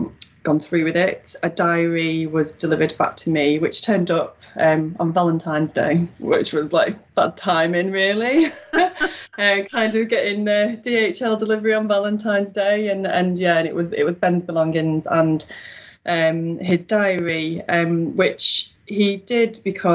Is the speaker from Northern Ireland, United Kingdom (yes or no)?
no; Wigan, North West England, United Kingdom; accent: Wigan; now in Newton-le-Willows, United Kingdom; I'm from Wigan originally, although I don't seem to have the broad Wigan accent. So, that's a lucky thing. So, I'm currently living in Newton the Willows, which is a few miles away from Wigan